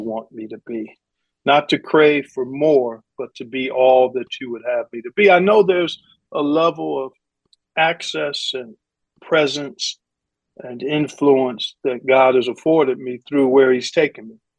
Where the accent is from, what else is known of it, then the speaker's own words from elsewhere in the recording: Cleveland, Ohio, United States; by December, I'm doing a handful of Cleveland State University games on a local television station up in Cleveland, my hometown